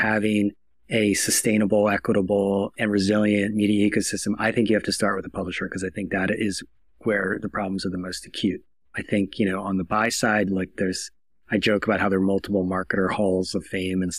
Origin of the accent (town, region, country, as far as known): United States